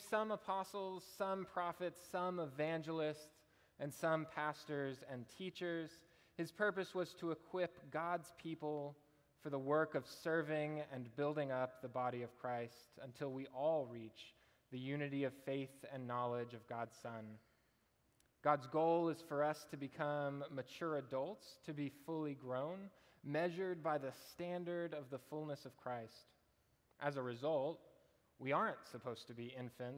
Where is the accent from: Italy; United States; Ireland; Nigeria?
United States; Austin, Texas; also born or lived in Nacogdoches, Texas; I was born and raised in Austin